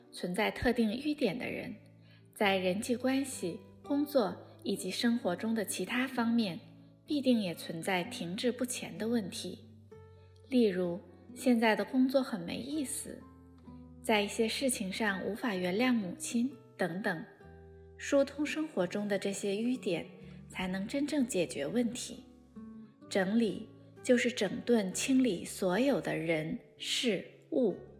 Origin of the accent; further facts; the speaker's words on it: Inner Mongolia, China; now in Beijing, China; 我是来自中国内蒙古